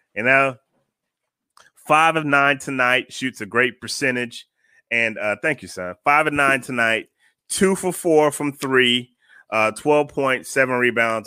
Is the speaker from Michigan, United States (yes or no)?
no; Florida, United States; now in Atlanta, United States; I'm from Florida. I'm from here